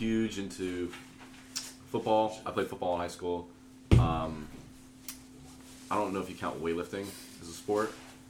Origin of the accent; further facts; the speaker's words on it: Daytona Beach, Florida, United States; I went to this Catholic school called Father Lopez. It's in Daytona. Yeah, this is. I'm from Daytona.